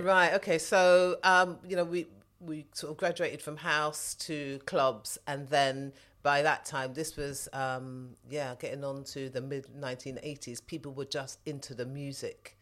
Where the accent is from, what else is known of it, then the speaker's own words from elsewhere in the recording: London, United Kingdom; I grew up in southwest London, spent most of my time in the Wandsworth borough, so that's where I, that's where I grew up